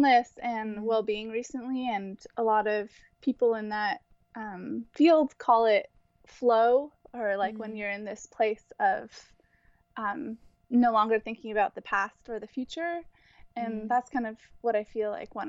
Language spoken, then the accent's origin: English; Santa Rosa, California, United States; now in San Francisco, United States; I'm originally from Santa Rosa, California, which is around Sonoma.